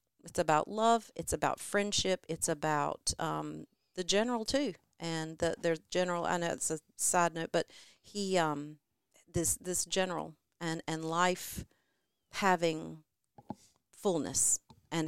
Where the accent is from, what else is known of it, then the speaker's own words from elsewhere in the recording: New Bern, North Carolina, United States; moved away as an adult; also born or lived in Charlotte, North Carolina; I'm from New Bern, born and bred a number of generations there, and did live in Charlotte